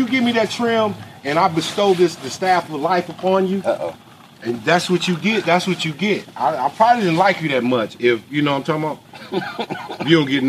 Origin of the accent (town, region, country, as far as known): Inglewood, California, United States; born or raised there; also born or lived in Arkansas / South Central Los Angeles